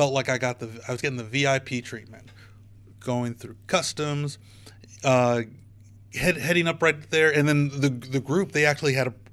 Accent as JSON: {"language": "English", "country": "United States", "said": "I'm an American"}